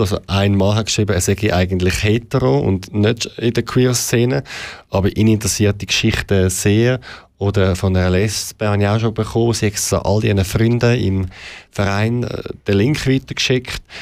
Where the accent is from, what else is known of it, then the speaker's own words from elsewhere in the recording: Zurich, Switzerland; Ich bin im Kreis 8 aufgewachsen, in der Stadt Zürich